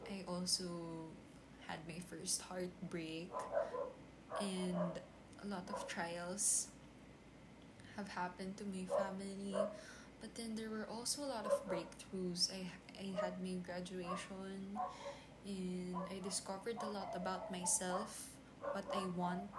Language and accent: English; Philippines; I'm actually a Filipino. I'm a Filipina. I live in the Philippines and um, I'm 21 years old